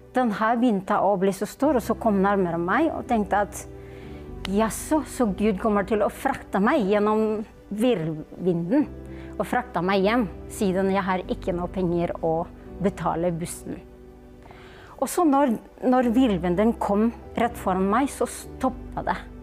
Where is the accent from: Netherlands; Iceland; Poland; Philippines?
Philippines; Norwegian is a second language; now in Norway; jeg kommer fra Filippinene